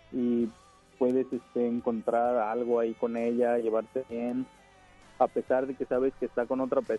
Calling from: Guadalupe, Mexico; Este, hablo de aquí de Guadalupe.

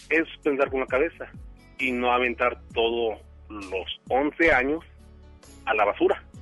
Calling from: García, Nuevo León, Mexico; De García Nuevo León.

